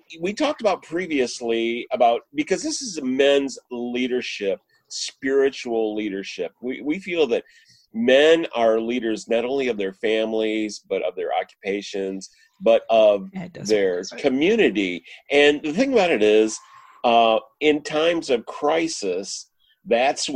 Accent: Michigan, United States; moved away; I'm actually from Michigan

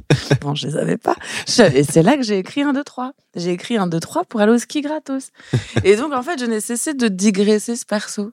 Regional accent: Élancourt, Île-de-France, France; also born or lived in Trappes; je viens pas de je pas de trappe. moi, je viens d'Elancourt, Morpa. C'est juste à côté

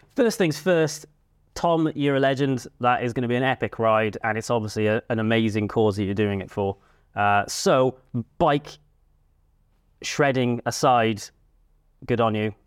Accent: Cardiff, Wales, United Kingdom; moved away; I grew up in Cardiff

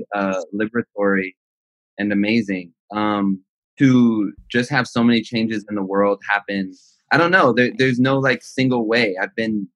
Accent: Los Angeles, California, United States; I'm from Los Angeles, California, specifically the San Fernando Valley until I was like 16, and then everywhere

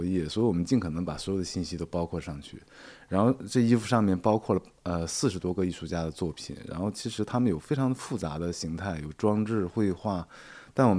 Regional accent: northern China, China; 其实是对北方，特别是我是北方人，所以说其实这种空气对环还有这种湿度对我来说是不适应的。

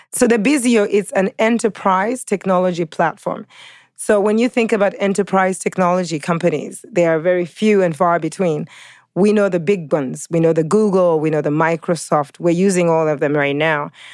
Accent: Uganda; also born or lived in California, United States; now in New York, United States; New Yorker, living in New York, by way of California, of African descent, originally Ugandan

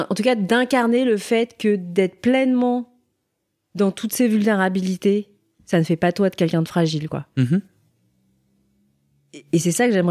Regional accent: Seoul, South Korea; born there; moi je suis née à Séoul, donc à la capitale au nord.

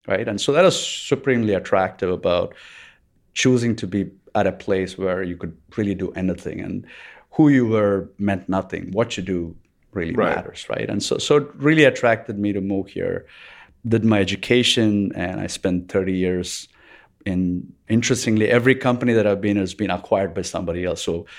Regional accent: Bangalore, Karnataka, India; also born or lived in Chennai; I was born in Chennai in India. And I grew up in Bangalore in India.

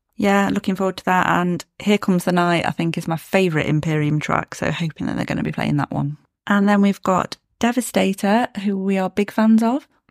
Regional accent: Derbyshire, East Midlands, United Kingdom; I was born in Derby, grew up in Derbyshire

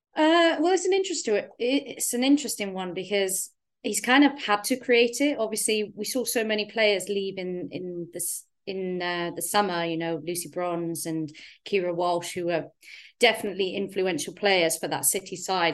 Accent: Wales, United Kingdom; as a Welsh girl

